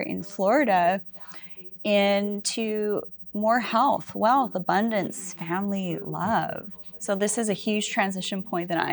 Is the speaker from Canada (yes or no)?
yes; Vancouver Island, British Columbia, Canada; I'm from Vancouver Island